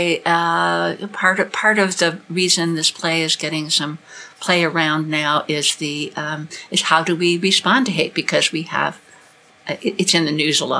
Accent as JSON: {"language": "English", "town": "Chicago", "region": "Illinois", "country": "United States", "tie": "born or raised there", "moved": "yes", "said": "I grew up in Chicago, and I've lived in various places in the country and also out of the country"}